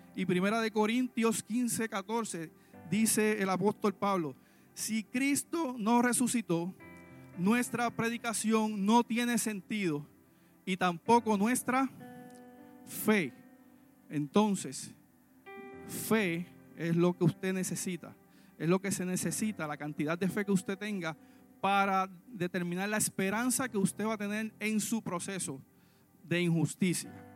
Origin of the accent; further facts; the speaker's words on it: Puerto Rico; Nosotros en Puerto Rico